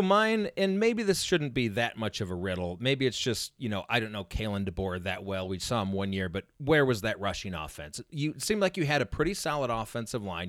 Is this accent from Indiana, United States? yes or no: yes; Indiana, United States; I grew up in Indiana.